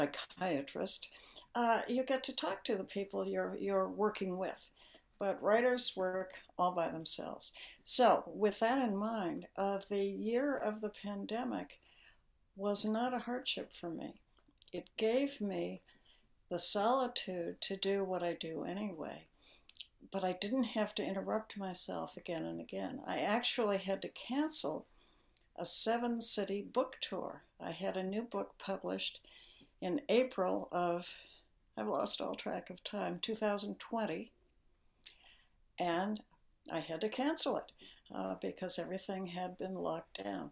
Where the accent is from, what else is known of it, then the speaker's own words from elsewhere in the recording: Honolulu, Hawaii, United States; I was born in Honolulu